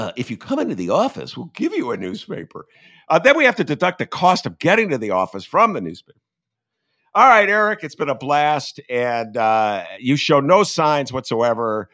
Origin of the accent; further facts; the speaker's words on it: Evanston, Illinois, United States; I grew up in Evanston